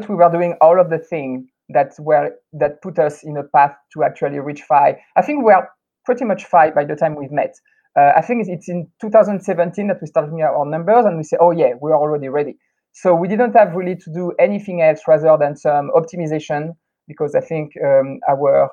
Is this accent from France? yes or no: yes; France; moved away as an adult; also born or lived in California, United States; now in Taiwan; growing up in France